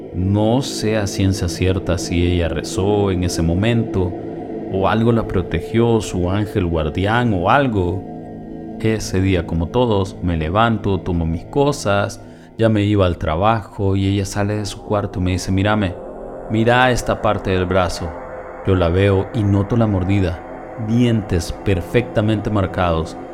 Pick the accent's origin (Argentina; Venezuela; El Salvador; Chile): El Salvador; En mi país El Salvador, ubicado en el centro de Centroamérica